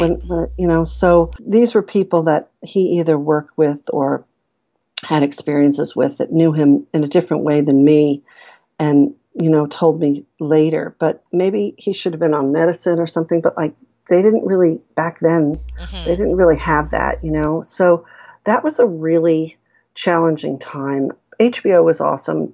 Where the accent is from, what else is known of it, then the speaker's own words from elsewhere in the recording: New York, United States; our public school, I'm from New York, so we had a, I was in a really rough public school